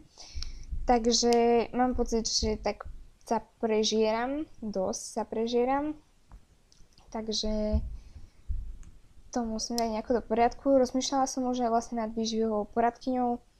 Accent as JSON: {"language": "Slovak", "country": "Slovakia", "said": "som teda Slovenka"}